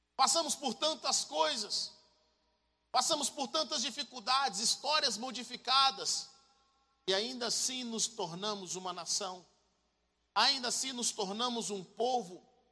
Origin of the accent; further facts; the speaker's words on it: Brazil; moved away as an adult; also born or lived in United States; eu nasci nos Estados Unidos, mas cresci no Brasil